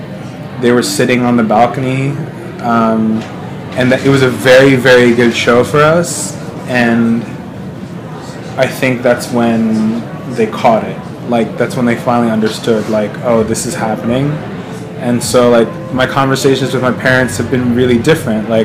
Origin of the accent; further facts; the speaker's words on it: Glen Rock, New Jersey, United States; also born or lived in Ridgewood, New Jersey; grew up in the suburbs of Glen Rock, you know, pretty predominantly white neighborhood